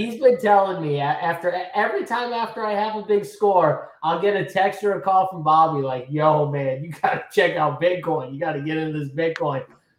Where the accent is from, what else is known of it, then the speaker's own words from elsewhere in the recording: Boston, Massachusetts, United States; we're from Boston